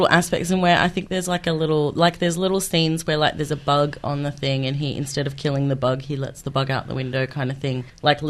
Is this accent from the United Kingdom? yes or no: no; Australia; I'm Australian.